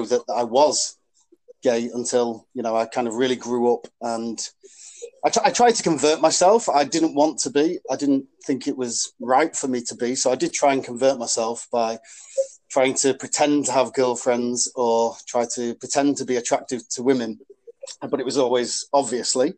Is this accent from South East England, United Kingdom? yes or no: no; Warrington, North West England, United Kingdom; accent: northern; moved away as an adult; now in London, United Kingdom; I'm from Warrington. I'm from this leafy little village in Warrington called Lym. And we are quite a rugby-centred village. So that I looked at rugby players at my school and in my village